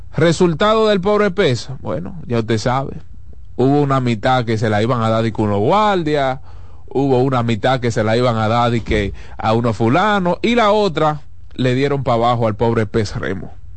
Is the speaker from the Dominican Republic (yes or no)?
yes; Dominican Republic; nosotros los dominicanos